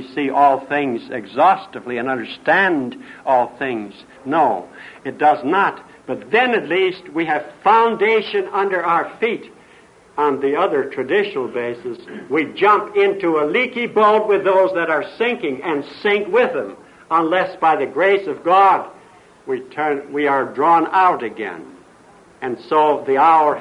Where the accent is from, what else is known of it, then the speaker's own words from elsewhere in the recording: Highland, Indiana, United States; moved away; also born or lived in the Orient / Redlands; I came from Highland, Indiana, and I can't get rid